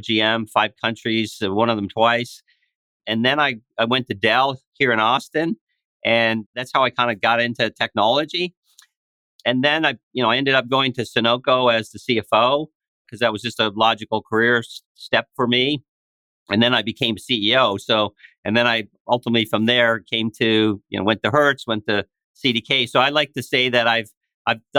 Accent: East Coast Canada, Atlantic Canada, Canada; moved away as an adult; now in United States; I grew up in East Coast Canada in a small town

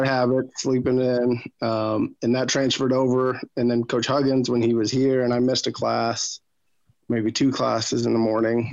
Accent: Michigan, United States; also born or lived in Netherlands; I was from Michigan, where the automotive industry hit it significantly hard.

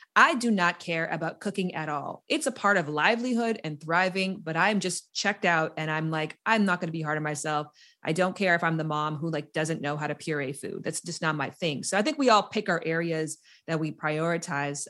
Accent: Canada; moved away as an adult; also born or lived in United States; I'm from Canada, and I was living in America

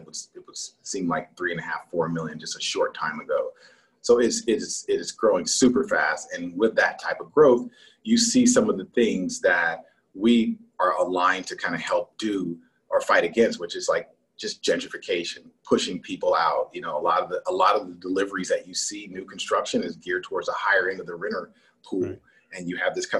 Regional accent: Los Angeles, California, United States; now in Atlanta, United States; I was born in Los Angeles, right in downtown

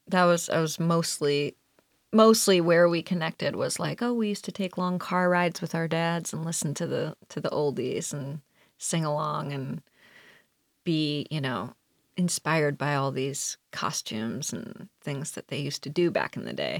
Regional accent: Cleveland, Ohio, United States; I grew up in Cleveland

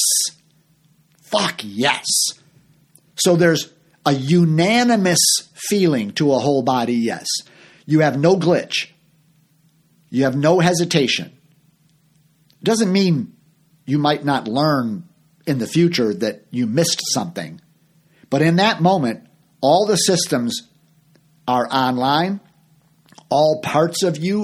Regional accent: Chicago, Illinois, United States; moved away as an adult; also born or lived in Orlando, Florida; I'm from Chicago.

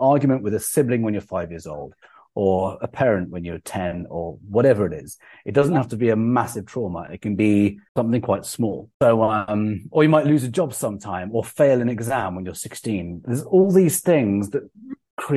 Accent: England, United Kingdom; I'm English

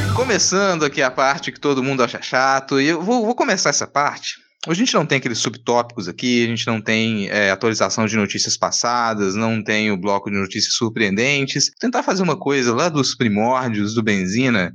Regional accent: Minas Gerais, Brazil; eu sou de Minas

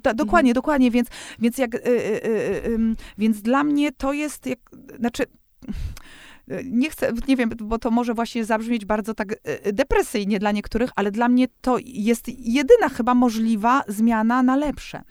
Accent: Warsaw, Masovian Voivodeship, Poland; jestem z Warszawy

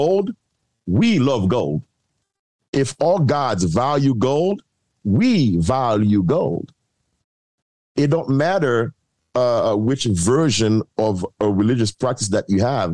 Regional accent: Haiti; I'm from Haiti

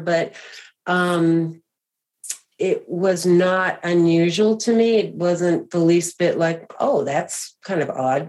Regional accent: Boston, Massachusetts, United States; I grew up actually in Boston, Massachusetts, the greater Boston area

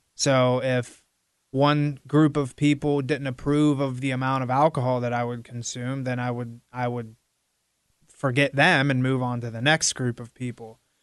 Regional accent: Midwestern Pennsylvania, United States; now in South Florida, United States; growing up in Midwestern Pennsylvania

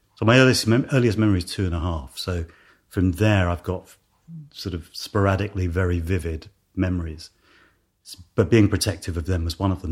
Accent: London, United Kingdom; also born or lived in Ealing; I was born in Ealing and then Hounslow, which is kind of, uh, uh, well, it's probably under one of the flight paths to Heathrow. Um, it's still in West London

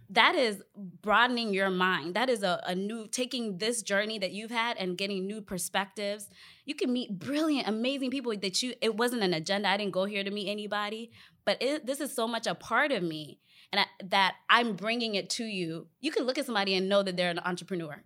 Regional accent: Northern Virginia, United States; also born or lived in Ghana; grew up in the U S here in the Washington, D C, D C area, Vir, um, Virginia, Northern Virginia to be specific.

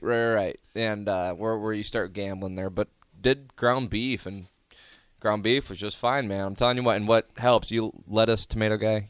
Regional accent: Omaha, Nebraska, United States; Born and raised in Omaha.

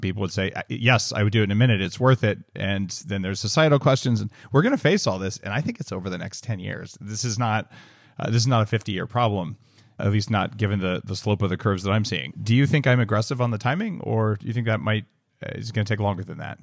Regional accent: New Mexico, United States; moved away as an adult; also born or lived in California; I grew up in New Mexico

